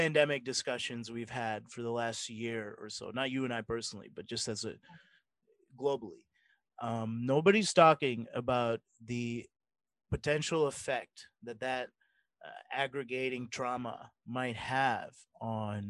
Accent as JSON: {"language": "English", "region": "Mississippi", "country": "United States"}